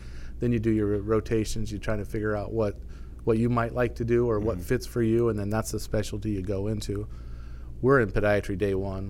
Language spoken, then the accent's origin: English; Iowa, United States; I'm a Iowa boy, growing up like most people around here, and I went to Briarcliff College in Sioux City.